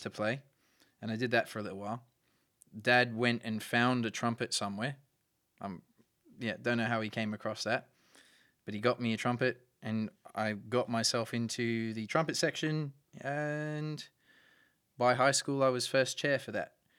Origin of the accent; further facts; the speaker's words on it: Brisbane, Queensland, Australia; I was born in Brisbane